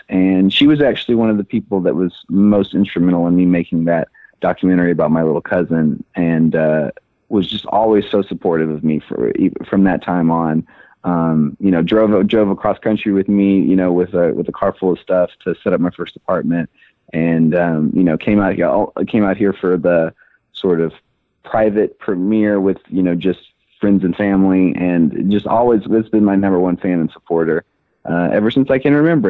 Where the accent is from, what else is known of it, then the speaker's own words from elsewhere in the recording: Memphis, Tennessee, United States; moved away as an adult; now in Los Angeles, United States; I am originally from Memphis, Tennessee. I was born and raised there